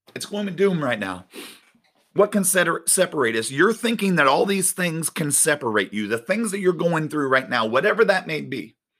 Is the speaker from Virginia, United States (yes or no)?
no; Winter Garden, Florida, United States; I grew up in Winter Garden